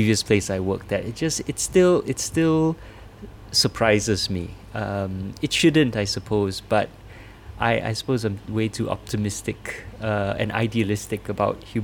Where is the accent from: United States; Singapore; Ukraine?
Singapore; as a Singaporean running this organization